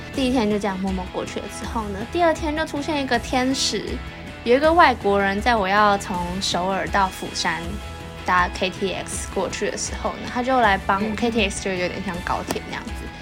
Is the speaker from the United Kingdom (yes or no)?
no; Taiwan; moved away as an adult; now in Busan, South Korea; 我看到我们会被写成台湾刮胡 China